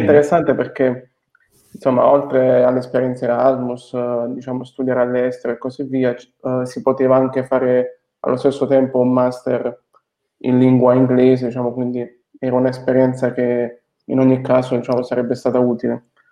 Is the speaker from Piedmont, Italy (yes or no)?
no; Foggia, Apulia, Italy; moved away as an adult; also born or lived in Bologna / Nice; sono nato, sono nato e cresciuto a Foggia